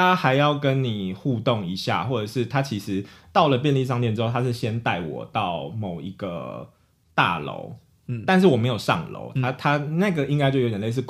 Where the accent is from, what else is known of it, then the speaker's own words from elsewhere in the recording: Taiwan; 我是台湾人